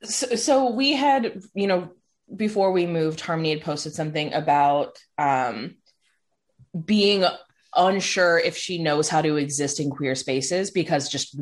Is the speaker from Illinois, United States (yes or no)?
yes; Chicago, Illinois, United States; now in Ohio, United States; growing up in Chicago, like the Chicagoland area, it was obviously a lot more progressive.